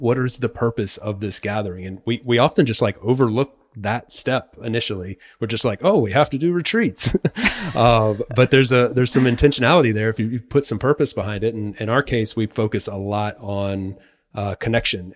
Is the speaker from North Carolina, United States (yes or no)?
yes; North Carolina, United States; moved away as an adult; now in Spain; I'm from North Carolina, been living in Spain for the last six years